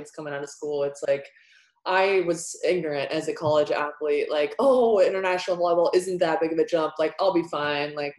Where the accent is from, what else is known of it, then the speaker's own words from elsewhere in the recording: United States; as an American athlete